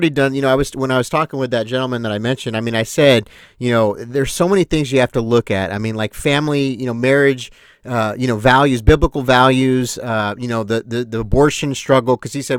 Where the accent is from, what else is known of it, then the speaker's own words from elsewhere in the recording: New York, United States; see, we're from New York